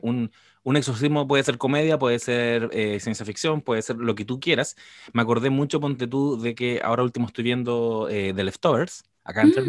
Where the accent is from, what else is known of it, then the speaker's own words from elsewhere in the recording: Quilpué, Valparaíso, Chile; aquí en el barrio donde me crié en Quilpue